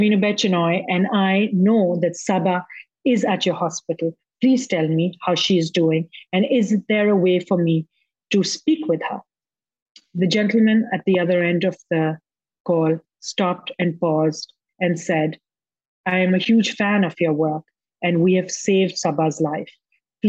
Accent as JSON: {"language": "English", "country": "Pakistan", "said": "I have a history in my home country of highlighting issues that make men deeply uncomfortable. In 2012, I won Pakistan's first Academy Award"}